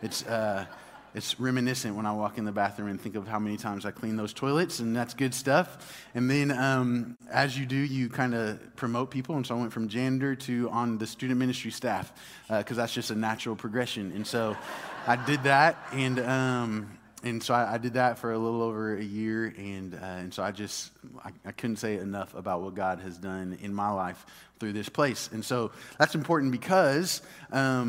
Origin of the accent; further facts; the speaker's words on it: Dallas, Texas, United States; I grew up in Dallas